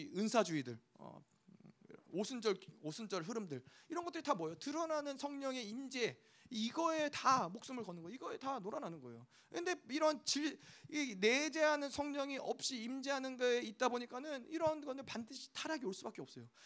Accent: South Korea; 우리가 어, 한국에서 왔으니까

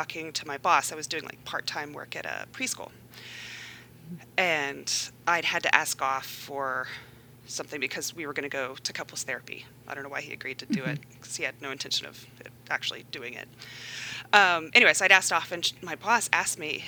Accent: Far West Texas, United States; I grew up in Far West Texas.

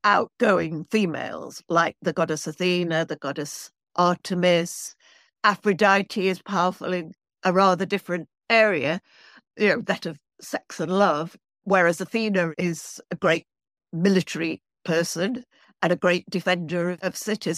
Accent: Manchester, North West England, United Kingdom; moved away as an adult; now in London, United Kingdom; I'm from Manchester, which is in the north of England, but I've been in London now. I came to college in London

